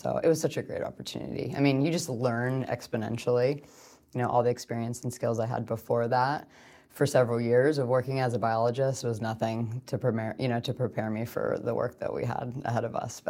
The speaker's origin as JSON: {"language": "English", "region": "Pennsylvania", "country": "United States", "said": "So I'm from the East Coast and not from California originally, which is kind of cool because we weren't near the ocean"}